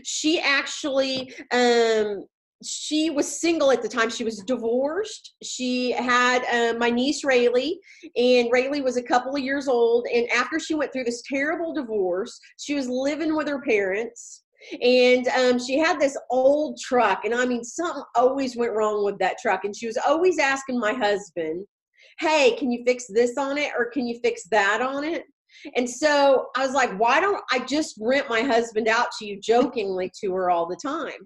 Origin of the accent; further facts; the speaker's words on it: Walker, Missouri, United States; moved away as an adult; now in Waco, United States; I started my life in Walker, Missouri. It is a little bitty, teeny tiny town of about 200 people in Southwest Missouri. And I started out there. I went to high school.